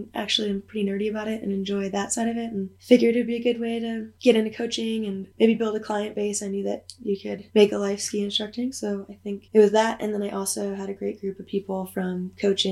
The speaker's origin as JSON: {"language": "English", "region": "East Coast", "country": "United States", "tie": "born or raised there", "also_born_or_lived": "New Hampshire", "moved": "as an adult", "lives_now": "Jackson Hole, United States", "said": "Growing up on the East Coast in ski racing, and ended up ski racing at a collegiate level, and was skiing at the University of New Hampshire"}